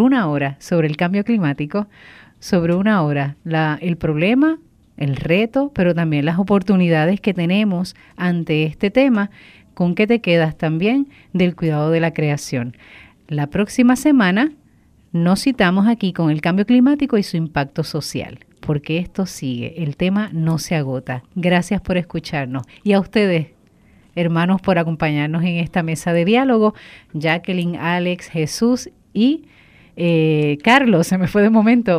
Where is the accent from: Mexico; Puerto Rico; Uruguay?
Puerto Rico; Bayamón; now in Cataño, Puerto Rico; soy natural de Bayamón, pero Cataño me ha adoptado por mucho tiempo